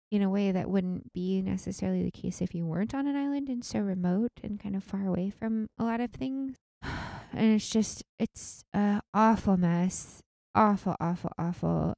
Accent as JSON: {"language": "English", "area": "outside of Seattle", "region": "Washington", "country": "United States", "tie": "born or raised there", "moved": "yes", "said": "I grew up outside of Seattle"}